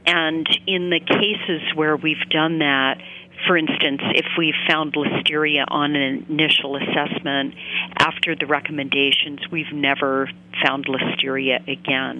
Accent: Maine, United States; I grew up in Maine

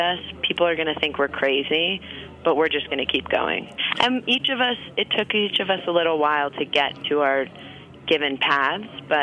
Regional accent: New York City, New York, United States; now in Los Angeles, United States; I grew up on the Upper East Side

